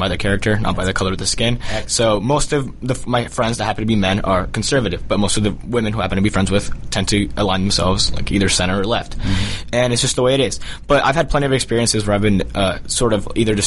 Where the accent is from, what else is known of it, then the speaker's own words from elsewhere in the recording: Colombia; now in United States; I was born in Colombia. I'm a native born Colombian, but an American first